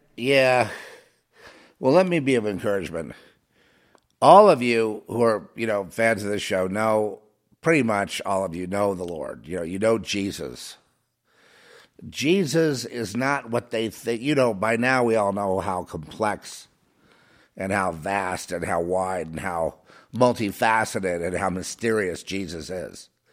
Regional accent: Los Angeles, California, United States; I grew up in Hollywood

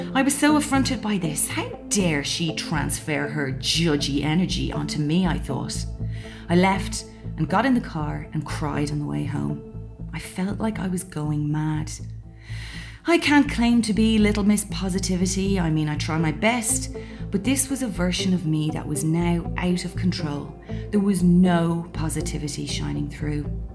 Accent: Ireland; I'm Irish, and although not raised by overly religious parents

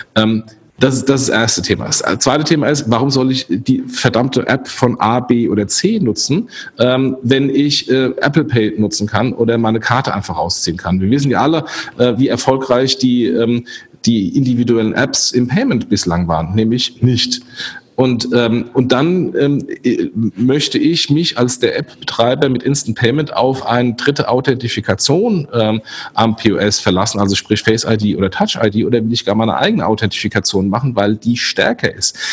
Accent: Germany; wir als Deutsche

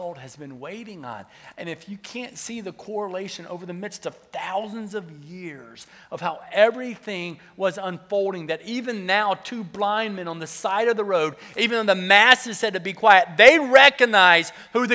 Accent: the South, United States; I was from the South, so the accent would come back out

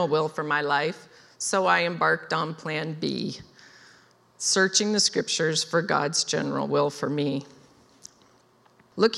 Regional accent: Wenatchee, Washington, United States; I was raised in Wenatchee

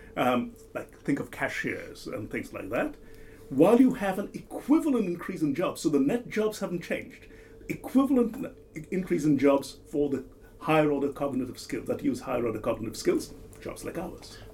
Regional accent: India; moved away; my home country, India

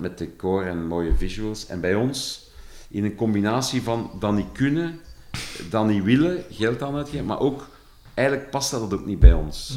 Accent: Flanders, Belgium; accent: verkavelingsvlaams; als Vlaming die meestal een heel rare relatie met zijn eigen taal heeft

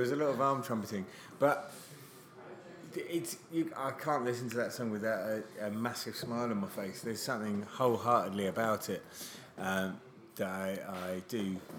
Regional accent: Catsfield, near Fareham, South East England, United Kingdom; Catsfield's a village I grew up in, just outside Portsmouth, outside Fareham.

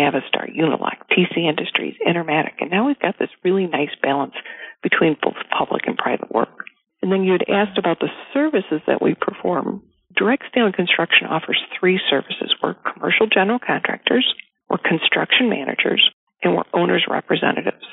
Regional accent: Chicago, Illinois, United States; also born or lived in Indiana / Boston; I was born and raised in the Chicagoland area

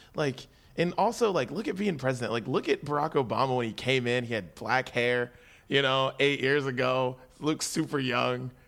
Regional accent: West Virginia, United States; I'm from West Virginia

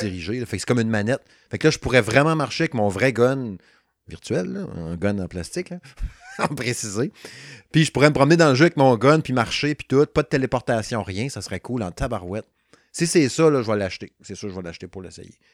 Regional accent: Quebec, Canada; moved away; je suis originaire du Saguenay-Lac-Saint-Jean. Je reste plus là depuis 1995

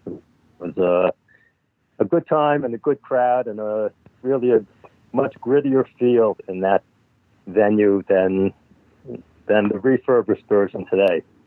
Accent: Amherst, Massachusetts, United States; I grew up in Amherst, Massachusetts.

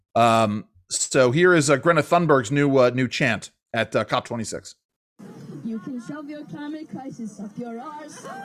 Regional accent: New York, United States; moved away; growing up in New York

